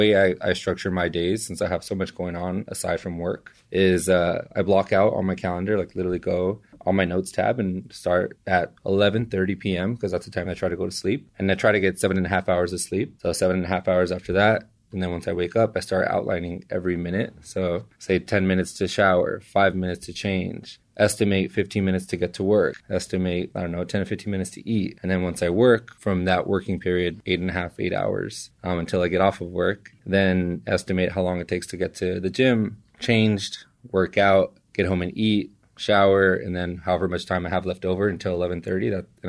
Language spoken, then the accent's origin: English; East Los Angeles, California, United States; now in San Francisco, United States; I am from East LA. I was born and raised. We were just talking about this throughout Southern California. So I've lived everywhere in Southgate.